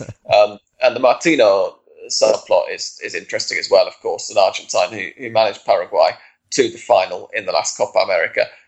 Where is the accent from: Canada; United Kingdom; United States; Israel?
United Kingdom; England; as an Englishman